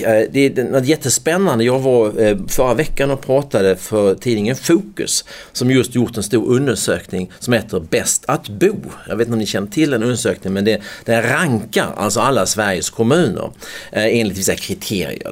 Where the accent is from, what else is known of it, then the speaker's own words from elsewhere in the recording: United States; also born or lived in Skåne; now in Sweden; jag förväntade mig som amerikan